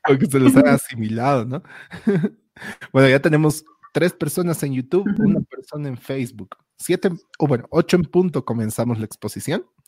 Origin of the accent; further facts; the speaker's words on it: La Paz, Bolivia; era el único paseño ahí